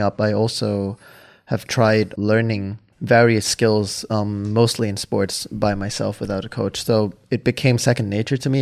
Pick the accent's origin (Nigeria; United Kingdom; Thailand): Thailand; Hua Hin, Prachuap Khiri Khan; English is a second language; moved away as an adult; now in Amsterdam, Netherlands; I grew up in Hua Hin